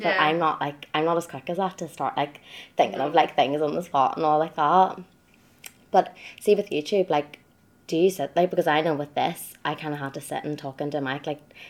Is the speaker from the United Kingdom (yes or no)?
yes; Dungannon, Northern Ireland, United Kingdom; I'm from Dungannon.